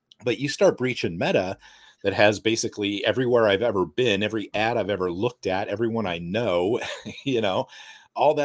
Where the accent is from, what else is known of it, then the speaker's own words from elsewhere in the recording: United States; as an American and a capitalist swine